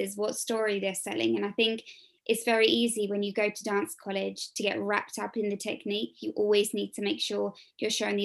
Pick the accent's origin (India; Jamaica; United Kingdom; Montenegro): United Kingdom; England; I'm obviously English